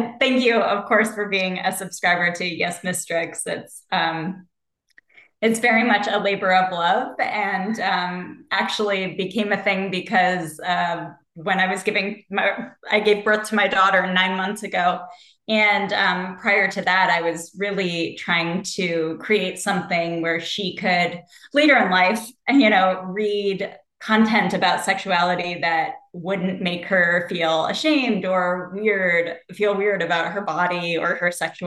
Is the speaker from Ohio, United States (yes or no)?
yes; Ohio, United States; I grew up in the Midwest like you did. I grew up in Ohio